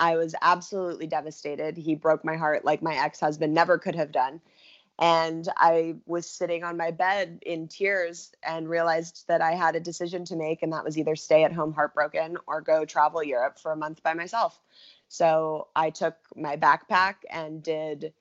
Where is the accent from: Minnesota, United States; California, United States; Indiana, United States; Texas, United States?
California, United States; Los Angeles; I grew up in Los Angeles